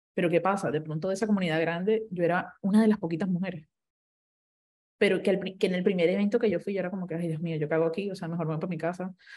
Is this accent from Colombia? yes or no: yes; Colombia; Yo como colombiana, no voy a utilizar el otro idioma que tengo